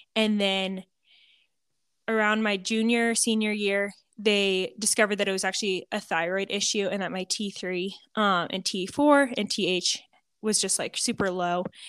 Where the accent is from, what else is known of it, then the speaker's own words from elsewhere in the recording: Montana, United States; moved away as an adult; also born or lived in Kansas; now in Hays, Kansas, United States; I Am a Montana girl, born and raised in Montana